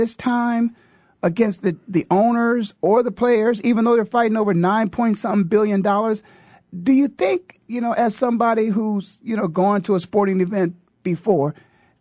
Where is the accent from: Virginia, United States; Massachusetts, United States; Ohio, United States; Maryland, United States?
Ohio, United States; Canton; born and raised in Canton, Ohio